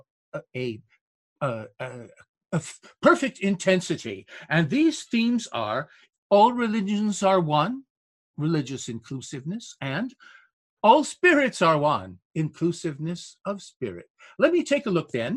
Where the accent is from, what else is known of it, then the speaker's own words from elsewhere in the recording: Binghamton, New York, United States; right here in my hometown